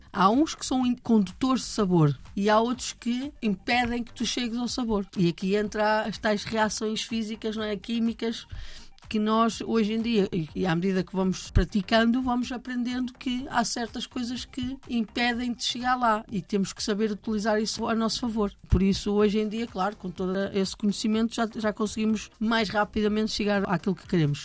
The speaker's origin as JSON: {"language": "Portuguese", "town": "Maia", "region": "Norte", "country": "Portugal", "tie": "born or raised there", "said": "eu cresci lá perto, ah, na Maia, no Porto"}